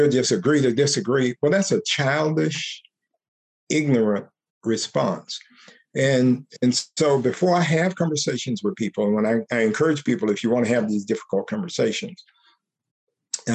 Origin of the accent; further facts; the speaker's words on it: United States; I'm an American. I'm a man. I'm a Black man.